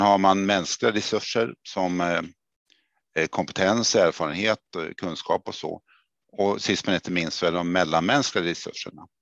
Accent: Örebro, Örebro County, Sweden; accent: Närke; moved away; Det kanske hörs att jag kom från Närke. Jag är född i Örebro då

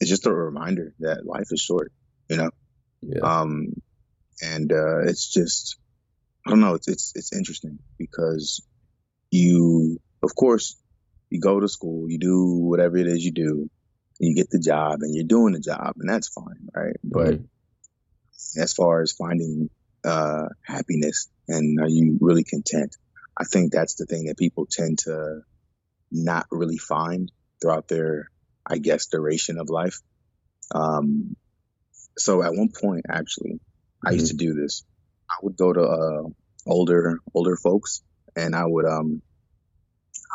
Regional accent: Houston, Texas, United States; also born or lived in Baltimore, Maryland; I'm Nigerian American, born in Baltimore, and eventually we migrated to Houston, Texas

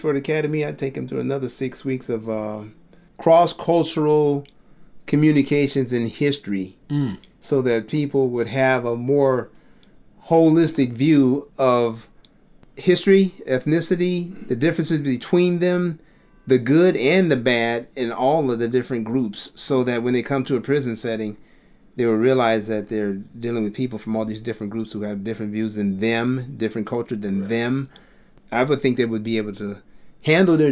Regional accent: Chicago, Illinois, United States; now in Fontana, United States; I was born and raised in Chicago

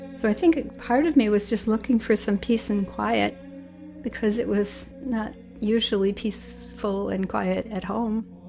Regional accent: Milwaukee, Wisconsin, United States; my hometown of Milwaukee

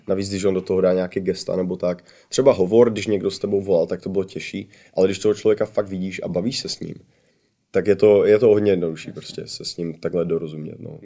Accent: Czechia; moved away as an adult; now in United States; já jsem uh, jako kdyby trvalý rezident USA, takže jsem stabilně, jako jsem Čech

